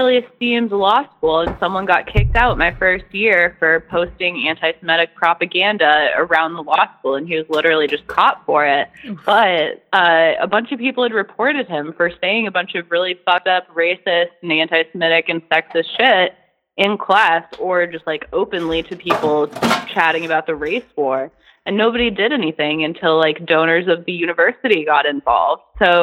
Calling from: Kansas, United States; I'm calling from Kansas

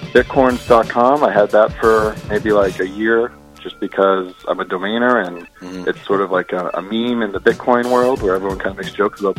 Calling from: Brooklyn, New York, United States; I'm located in Brooklyn.

